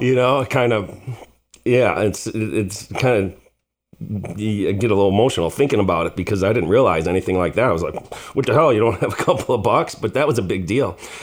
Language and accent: English; Chicago, Illinois, United States; we grew up on the South Side here in Beverly